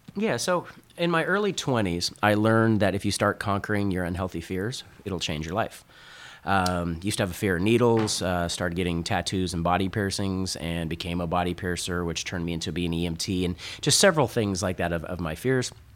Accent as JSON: {"language": "English", "region": "Northern California", "country": "United States", "tie": "born or raised there", "said": "I grew up in NorCal, and I grew up skimboarding"}